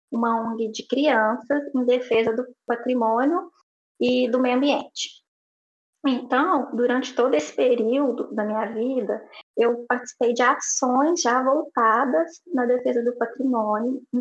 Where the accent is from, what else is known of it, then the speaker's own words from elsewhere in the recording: Pitangui, Minas Gerais, Brazil; Eu sou de Pitangui, Minas Gerais